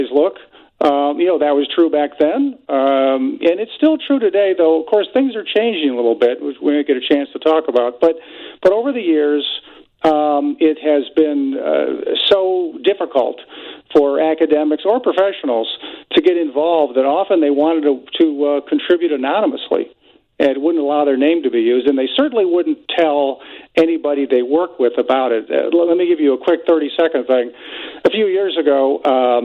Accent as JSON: {"language": "English", "region": "Northwest Indiana", "country": "United States", "tie": "born or raised there", "said": "I grew up in Northwest Indiana, so I was close to Chicago"}